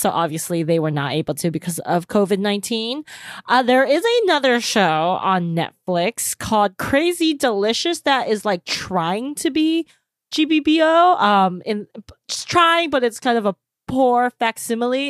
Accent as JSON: {"language": "English", "country": "United States", "said": "speaking as American"}